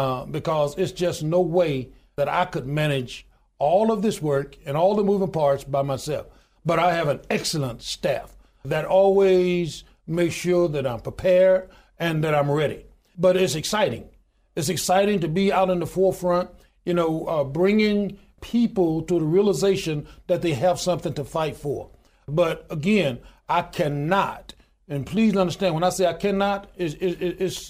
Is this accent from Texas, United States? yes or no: no; Goodwater, Alabama, United States; born or raised there